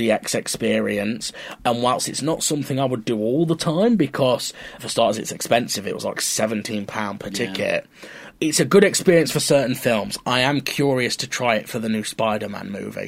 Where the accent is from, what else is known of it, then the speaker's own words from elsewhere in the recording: Mansfield, East Midlands, United Kingdom; moved away as an adult; also born or lived in Lincoln; now in Southend, United Kingdom; My hometown, Mansfield, only has an Odeon